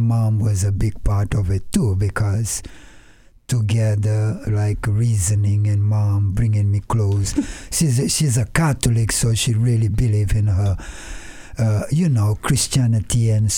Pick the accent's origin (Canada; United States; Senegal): Senegal; moved away; I grew up in West West Africa, Senegal, born and raised. There, my parents came from the 10 island of Cabo Verde, was like 2 hours from Senegal.